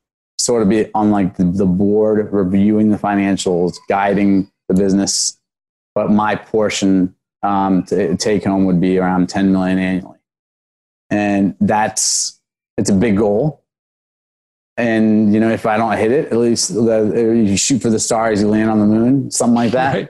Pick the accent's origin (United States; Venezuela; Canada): United States; Snellville, Georgia; also born or lived in Washington, D.C.; I was born in Washington, D.C. I grew up in Snellville, Georgia